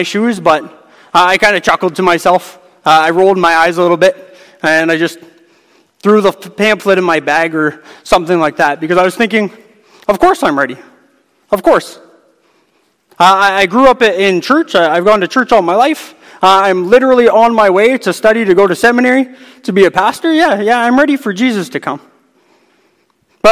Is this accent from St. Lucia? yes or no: no; Hamilton, Ontario, Canada; I'm from Hamilton, Ontario